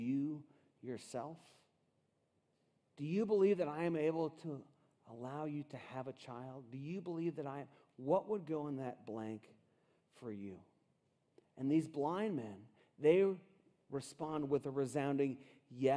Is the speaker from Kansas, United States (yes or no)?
no; Cincinnati, Ohio, United States; I grew up in Cincinnati, Ohio, in this really cool house